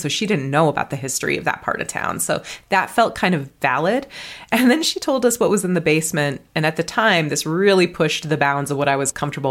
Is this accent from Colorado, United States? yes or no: yes; Colorado, United States; born there; also born or lived in New Mexico / Wyoming / Minnesota; I'm from all over the West. I was born in Colorado, lived in New Mexico, Wyoming. We spent 4 years in Minnesota so I could get a master's degree.